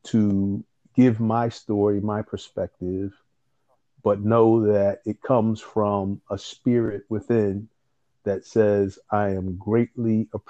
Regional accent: Philadelphia, Pennsylvania, United States; I'm an indigenous Philadelphian by way of North Philadelphia

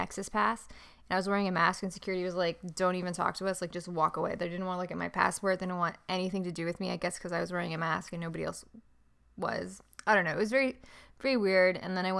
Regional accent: San Diego, California, United States; also born or lived in Toronto; Because I grew up in San Diego. I grew up near Carmel Valley, Del Mar Heights area.

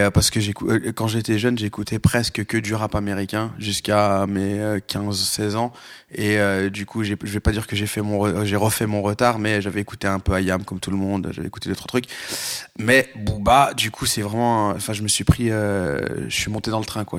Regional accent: Lyon, Auvergne-Rhône-Alpes, France; j'ai grandi à Lyon

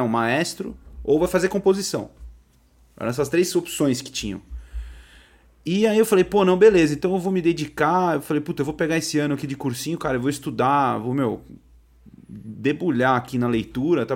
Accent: São Paulo, Brazil; eu sou de São Paulo, né? Sou da Zona Norte aqui de São Paulo. Eu morei a maior parte da minha vida num, num bairro aqui que chama Tremembé.

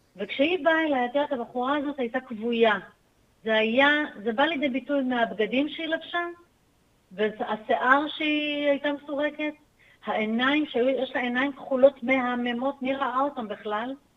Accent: Acre, Northern District, Israel; moved away as an adult; נולדתי בעכו. אה. שם גדלתי עד גיל צבא.

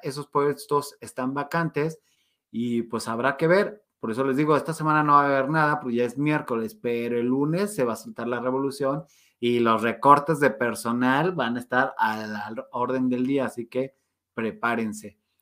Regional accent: Mexico; como somos los mexicanos, bien chambeadores

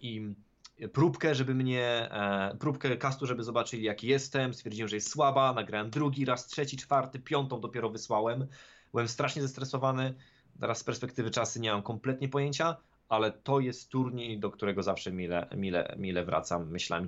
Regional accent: Sieradz, Łódź Voivodeship, Poland; moved away; mojego rodzinnego miasta, w którym wtedy oczywiście żyłem

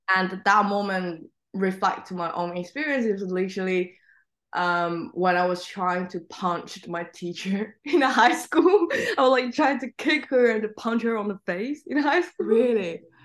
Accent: Xiamen, Fujian, China; English is a second language; now in London, United Kingdom; the town I grew up is called Xiamen

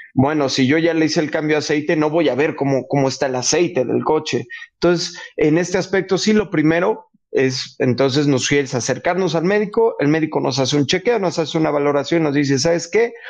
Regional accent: Mexico; como mexicanos, inclusive como latinos

